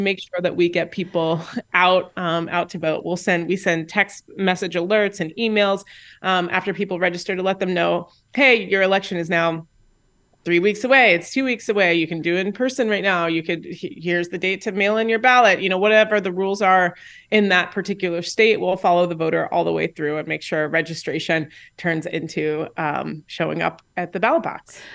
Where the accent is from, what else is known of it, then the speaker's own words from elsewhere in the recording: Indianapolis, Indiana, United States; I'm from Indianapolis, Indiana